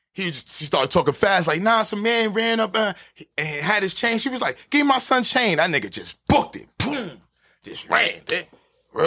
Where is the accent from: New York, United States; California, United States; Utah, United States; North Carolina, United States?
New York, United States; New York City; I'm from Harlem